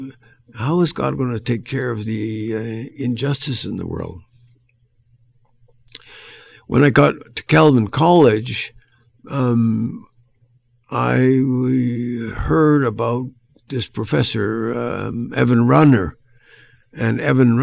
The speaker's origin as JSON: {"language": "English", "town": "Edmonton", "region": "Alberta", "country": "Canada", "tie": "born or raised there", "said": "I grew up in Edmonton in a Christian Reformed setting"}